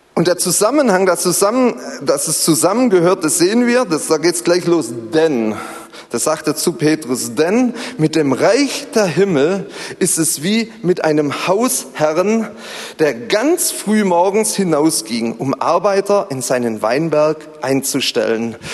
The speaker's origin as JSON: {"language": "German", "area": "Zollernalbkreis", "region": "Baden-Württemberg", "country": "Germany", "said": "ich komme so aus dem Zollern-Albkreis"}